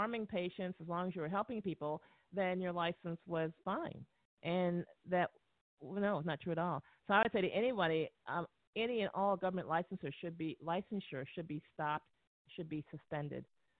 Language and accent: English; United States; born there; I was born and educated in the United States as a physician.